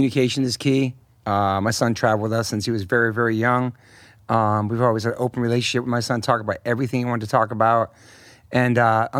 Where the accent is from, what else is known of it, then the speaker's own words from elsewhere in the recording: Hollywood, California, United States; And I grew up around a lot of awesome musicians and people, and I'm very lucky, man, especially a kid growing up in Hollywood, too.